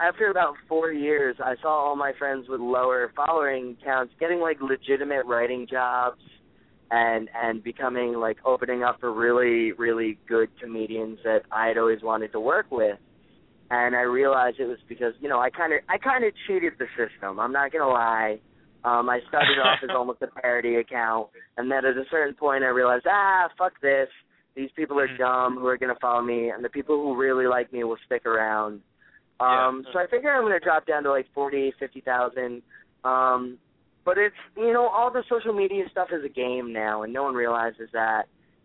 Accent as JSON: {"language": "English", "region": "New Jersey", "country": "United States", "said": "I'm from New Jersey"}